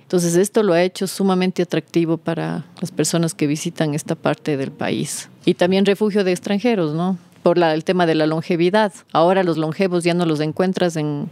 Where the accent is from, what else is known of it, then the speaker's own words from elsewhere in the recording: Cuenca, Azuay, Ecuador; also born or lived in Loja / Vilcabamba / Costa Rica; Yo nací en Cuenca, mi madre cuencana, mi padre lojano siempre hemos estado divididos entre las dos provincias, sí, entre Cuenca y Loja.